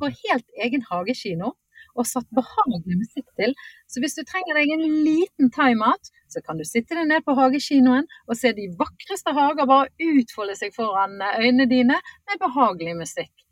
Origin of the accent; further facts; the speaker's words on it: Bergen, Vestland, Norway; accent: Bergen; moved away as an adult; now in Lillestrøm, Norway; jeg en bergenser som har eh, mm. eller såkalt flyktning eh, fra vest til øst